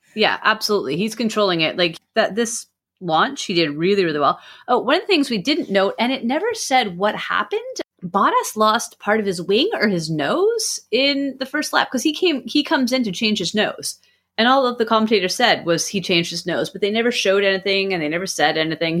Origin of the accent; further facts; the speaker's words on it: Canada; I'm Canadian